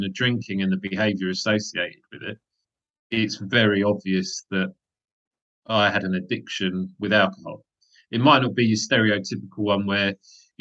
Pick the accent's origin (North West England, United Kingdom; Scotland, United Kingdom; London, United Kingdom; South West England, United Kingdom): London, United Kingdom; also born or lived in Nottingham; I was born and raised in Wimbledon in southwest London